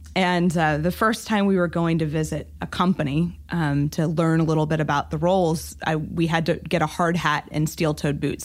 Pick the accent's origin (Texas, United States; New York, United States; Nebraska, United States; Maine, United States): Texas, United States; Amarillo; moved away; also born or lived in Oregon; I grew up in Amarillo, Texas, which is in the Panhandle